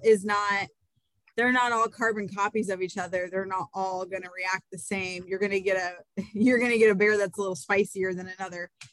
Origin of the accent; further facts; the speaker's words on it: Iowa, United States; growing up in Iowa